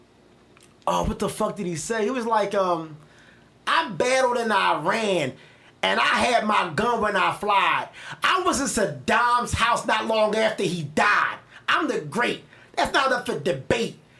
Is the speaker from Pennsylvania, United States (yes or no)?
yes; Philadelphia, Pennsylvania, United States; as a Philadelphian, as a Philly nigga